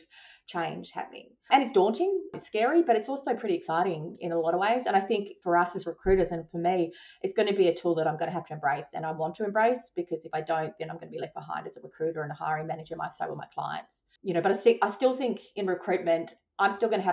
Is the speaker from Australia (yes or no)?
yes; Adelaide, South Australia, Australia; moved away; I came from Adelaide